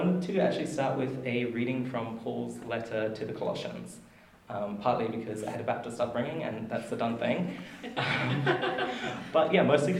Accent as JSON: {"language": "English", "town": "Marburg", "region": "Queensland", "country": "Australia", "moved": "yes", "lives_now": "Wellington, New Zealand", "said": "I hail from Marburg in Queensland"}